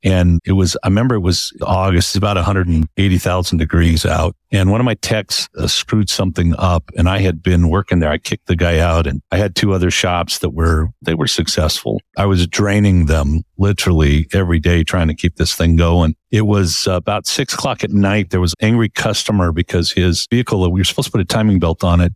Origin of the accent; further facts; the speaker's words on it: Palm Springs, California, United States; moved away as an adult; now in Utah, United States; I moved from Palm Springs where I had grown up for thirty-five years